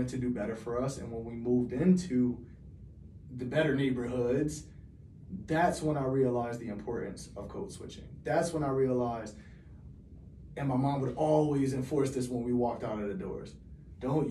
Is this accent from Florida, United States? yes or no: no; Hartford, Connecticut, United States; Growing up in Hartford was life defining